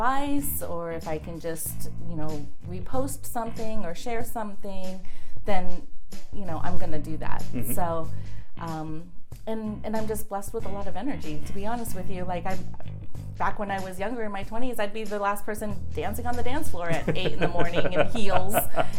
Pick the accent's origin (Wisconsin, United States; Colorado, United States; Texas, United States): Colorado, United States; also born or lived in Orlando, United States / Connecticut, United States; When I was quite a bit younger, and then third grade, moved to Colorado, spent the majority of my childhood in Colorado.